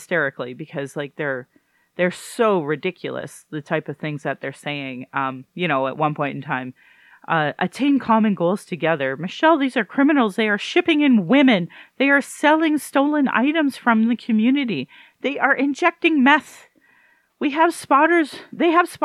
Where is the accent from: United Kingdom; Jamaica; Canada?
Canada; Sylvan Lake, Alberta; also born or lived in Fort McMurray; now in Calgary, Canada; I grew up in Sylvan Lake, a really white community with white people